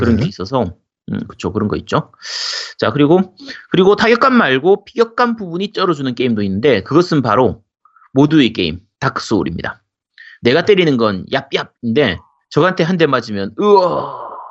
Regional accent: Busan, South Korea; moved away; also born or lived in Gyeongsang Province / Seoul; 원래 고향이 부산이고, 제가 40, 제가 40년 인생 중에서 한 25년 정도는 부산에서 살았어요.

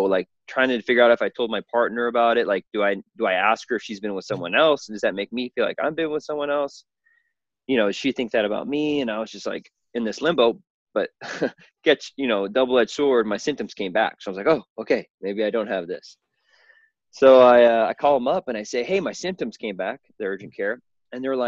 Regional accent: Southern Illinois, United States; I was born and raised in the Midwest in a small town on a farm.

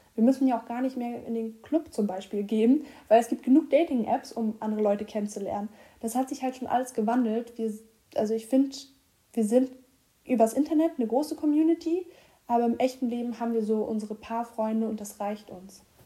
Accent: Rostock, Mecklenburg-Vorpommern, Germany; now in Hamburg, Germany; ich komme ja aus Rostock

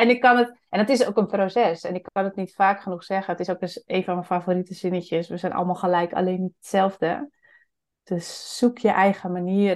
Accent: Friesland, Netherlands; ik kom zelf ook uit Friesland

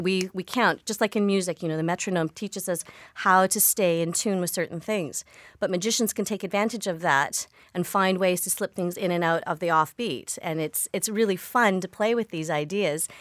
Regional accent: Victoria, British Columbia, Canada; I grew up in Victoria, BC

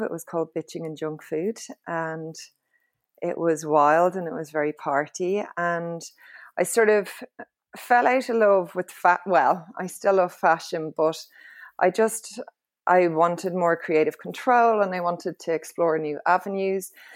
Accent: Dublin, Leinster, Ireland; I'm from Clontarf, um, and was raised in a very sort of, uh, low-key, leafy suburb

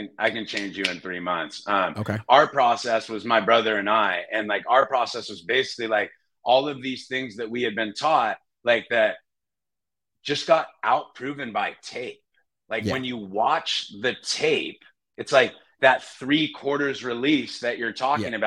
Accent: San Jose, California, United States; moved away as an adult; also born or lived in Wyoming / Nashville, Tennessee; I'm from San Jose. So I grew up a Raiders fan, unfortunately, but I was right there in the Bay and went to Bellarmine

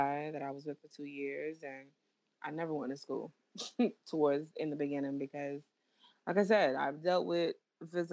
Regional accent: New York City, New York, United States; moved away as an adult; also born or lived in South Bronx, New York; now in North Carolina, United States; I am from Flatbush, Brooklyn, born and raised Church Avenue

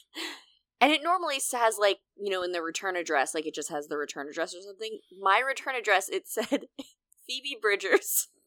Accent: Pennsylvania, United States; moved away; I am famously from Pennsylvania.

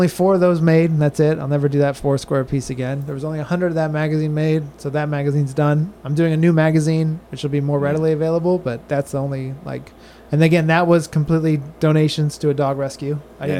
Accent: San Diego, California, United States; now in Florida, United States; San Diego.

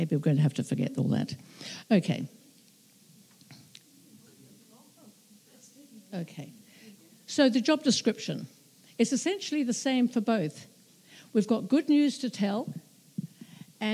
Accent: New Zealand; being a New Zealander

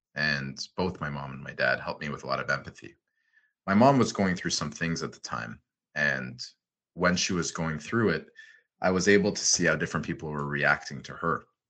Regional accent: Ottawa, Ontario, Canada; also born or lived in Montreal / Los Angeles; now in Toronto, Canada; I was born in uh, Montreal, good old Montreal. Unfortunately, I was only there for two months. It seemed uh, like a very fun place to be later in life, but I, I moved to Ottawa with my family

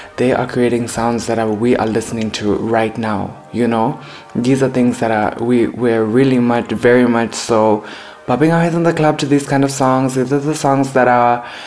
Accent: Harare, Zimbabwe; I am from Harare, Zimbabwe

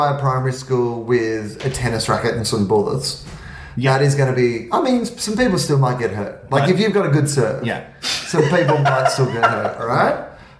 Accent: Australia; moved away as an adult; also born or lived in United Kingdom; now in United States; As an Australian

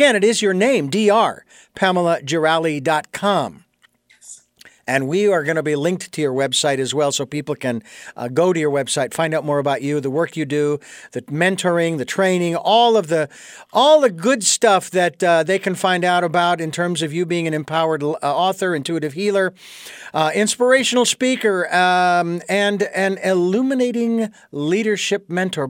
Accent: Phoenix, Arizona, United States; moved away; north of Phoenix, Arizona, my hometown.

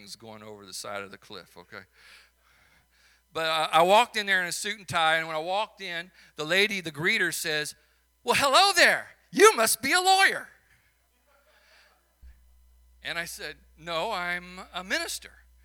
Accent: Chicago, Illinois, United States; accent: Chicago; now in St. Louis, United States; my Chicago accent

